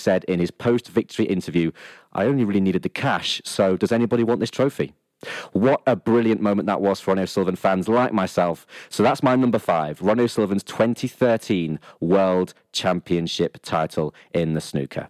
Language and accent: English; Lincoln, East Midlands, United Kingdom; my hometown side, Lincoln City